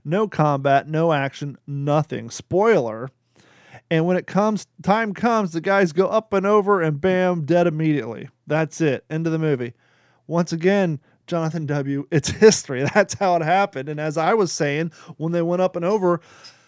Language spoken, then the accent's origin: English; Kentucky, United States; moved away; also born or lived in Florida; I was born in Kentucky. I've lived 19 years in Florida.